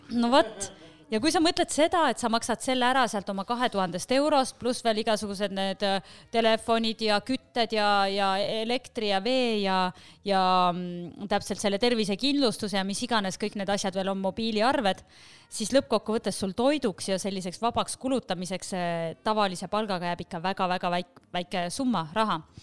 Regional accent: Estonia; born or raised there; moved away as an adult; also born or lived in Paris, France

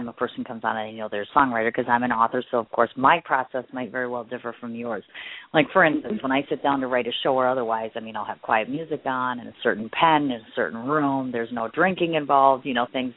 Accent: Midwest, United States; me being a Midwesterner

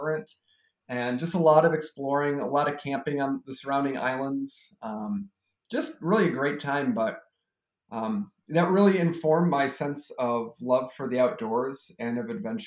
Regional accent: Grosse Ile, Michigan, United States; moved away as an adult; now in La Crosse, United States; I am from Southeast Michigan, a town that probably nobody has ever heard of called Gros Ile, which actually is an island where the Detroit River lets out into Lake Erie. So it's a pretty unique place to grow up

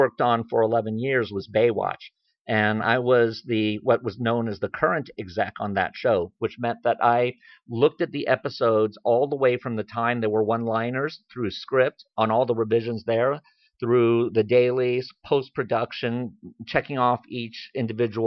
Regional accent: Washington, District of Columbia, United States; moved away; also born or lived in Japan; I was born in Washington, D.C., and my family has actually been in the U.S. since the 19-teens

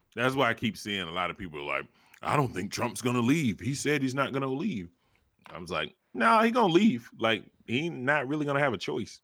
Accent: the South, United States; I'm from the South

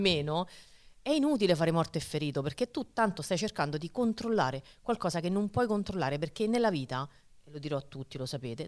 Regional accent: Rome, Lazio, Italy; moved away as an adult; now in Marche, Italy; E da romana, che ha vissuto per trentasette anni

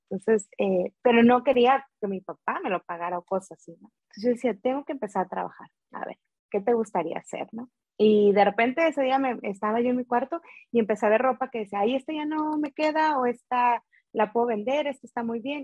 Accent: Veracruz, Mexico; yo soy de Veracruz

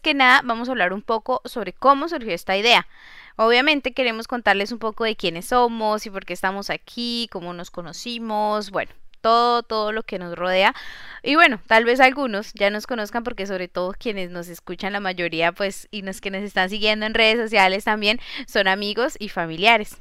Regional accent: Colombia; moved away as an adult; now in Nantes, France; yo soy de Colombia, tierra querida

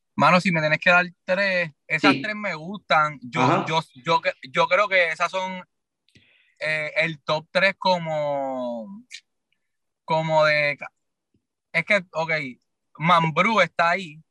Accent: Ponce, Puerto Rico; yo soy de Ponce, que, es del sur de Puerto Rico

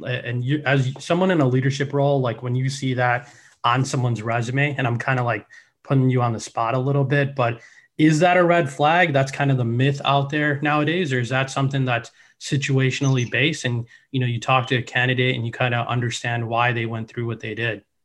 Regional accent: Chicago, Illinois, United States; I'm from Chicago

